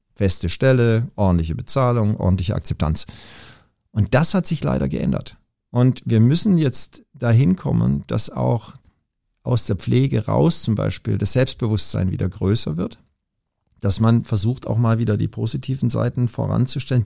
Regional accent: Pforzheim, Baden-Württemberg, Germany; moved away as an adult; also born or lived in Langenfeld / Tübingen; now in Hamburg, Germany; ich bin in Pforzheim aufgewachsen

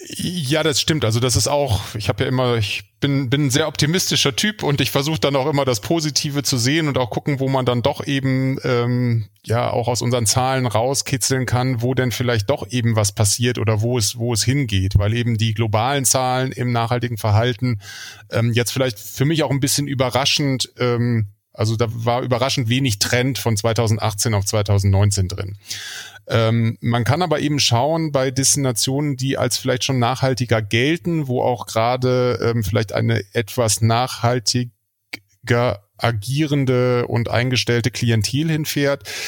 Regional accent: Germany; now in Kiel, Germany; wir als äh, Deutsche

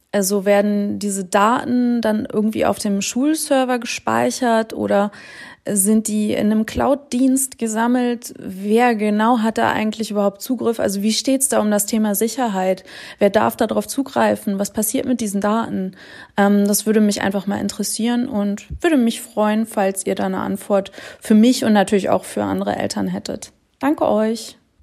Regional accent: Rhineland, Germany; hier bei uns im Rheinland

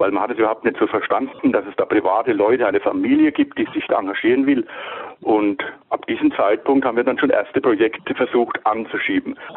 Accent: Bavaria, Germany; Äh, wir sind ja aus Bayern und ja, wir sind eben an diesem Tag, das war ein verregneter Tag, sind wir über die ehemalige Grenzübergangsstelle äh, Meiningen äh, gegangen, gefahren.

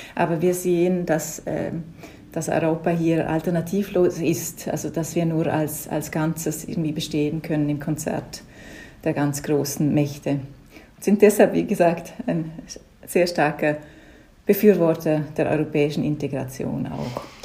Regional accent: Liechtenstein; accent: Liechtenstein dialect; first language Liechtenstein German dialect; now in Berlin, Germany; Muttersprache ist ein lichtensteinischer Dialekt

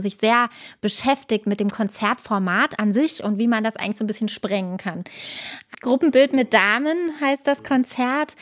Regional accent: Fürstenberg, Brandenburg, Germany; Ich komme aus Fürstenberg

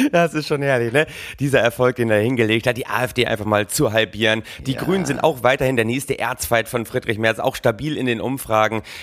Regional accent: Oldenburg, Lower Saxony, Germany; gebürtiger Oldenburger

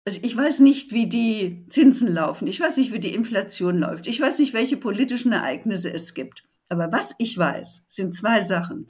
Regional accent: Germany

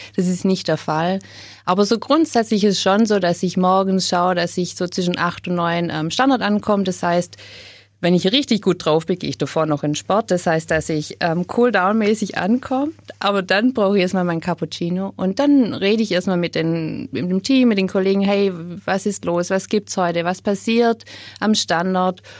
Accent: Upper Swabia, Baden-Württemberg, Germany; moved away as an adult; Ich bin aufgewachsen in Oberschwaben

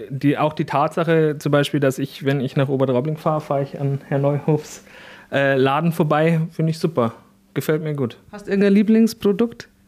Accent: Mintraching, Bavaria, Germany; Servus zusammen … ich komme aus dem Süden von Regensburg, aus Mintraching

